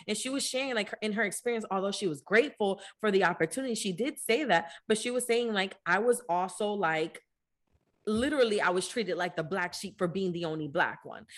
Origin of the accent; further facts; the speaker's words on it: New Jersey, United States; growing up in New Jersey